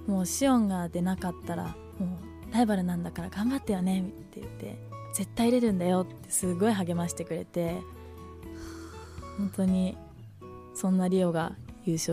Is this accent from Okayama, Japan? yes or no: no; Okinawa, Japan; born there; 沖縄生まれなので